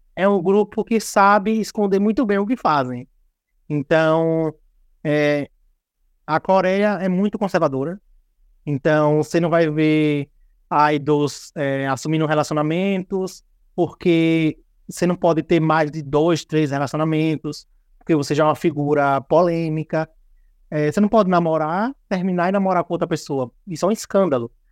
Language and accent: Portuguese; Brazil; a gente é brasileiro